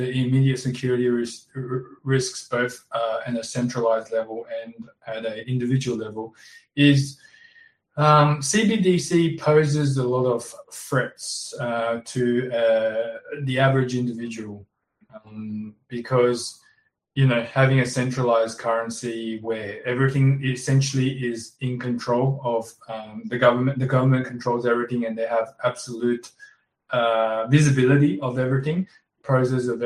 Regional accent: Australia; also born or lived in Shanghai, China; I was born in Shanghai, came to Australia when I was 9, migrated with my parents

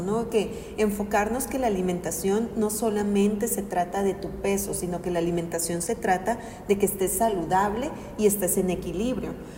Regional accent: Mexico; como cultura mexicana

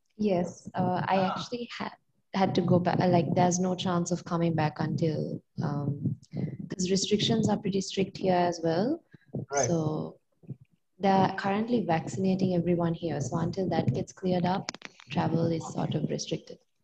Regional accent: Sri Lanka; I'm from Sri Lanka

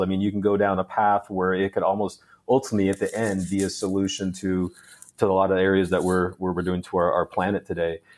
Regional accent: Phoenix, Arizona, United States; also born or lived in Canada; I grew up in the Phoenix area

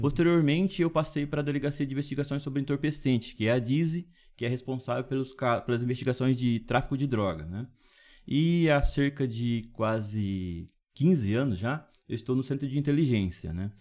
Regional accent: Dracena, São Paulo, Brazil; Eu sou morador de Dracena, nasci em Dracena.

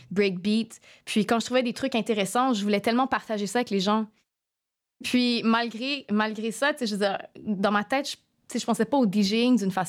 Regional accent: Montreal, Quebec, Canada; moved away as an adult; also born or lived in Middle East / Asia; Born and raised in Montreal. Euh, sauf que dans la dernière décennie, je te dirais, environ les derniers dix ans, j'habitais pas vraiment ici. J'ai fait comme une tournée pas mal entre le Moyen-Orient puis l'Asie.

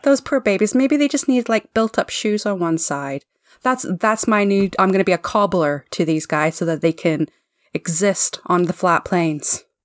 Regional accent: Canada; I'm a Canadian living in Canada

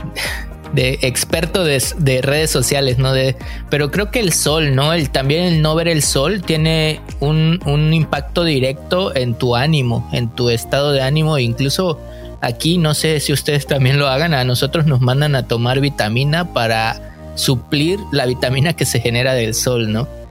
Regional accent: Mexico; moved away as an adult; now in Canada; somos mexicanos y estamos aquí pues en Canadá

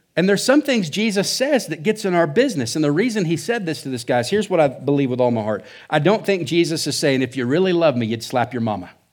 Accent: Oklahoma, United States; now in Surprise, Arizona, United States; I think Oklahoma's the Midwest or South. I don't know. But that's where I come from. That's why I talk funny

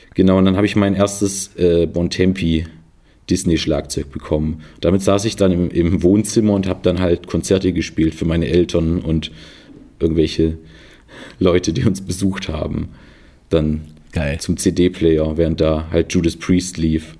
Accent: Filderstadt, Baden-Württemberg, Germany; also born or lived in Stuttgart; ich bin in, in Stuttgart geboren

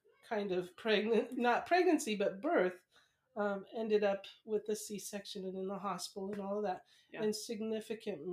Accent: Seattle, Washington, United States; moved away; also born or lived in San Diego; I grew up in the Seattle area mostly

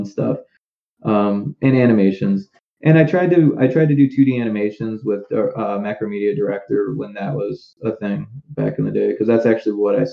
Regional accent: Naperville, Illinois, United States; So it was a small town called Naperville

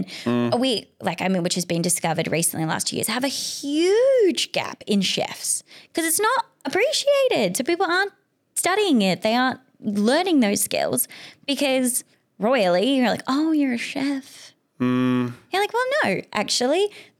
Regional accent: Australia; Like I love them. Big fan. I'm an Australian. But sometimes we miss the point generally, but not on our fault, just because of how we've grown up.

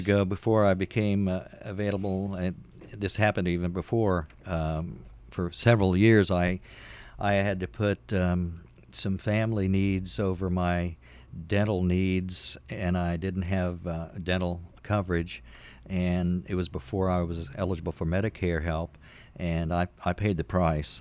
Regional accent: Indiana, United States; here in my home state

